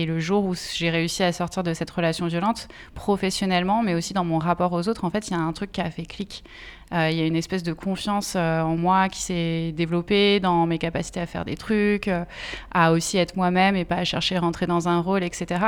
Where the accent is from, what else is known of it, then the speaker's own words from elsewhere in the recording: Essonne, Île-de-France, France; je suis née euh, dans l'Essonne